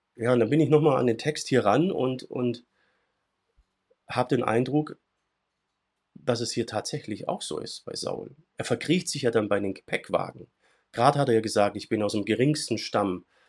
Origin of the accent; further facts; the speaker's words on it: Swabia, Germany; in meinem schwäbischen Kulturkreis, wo ich herkomme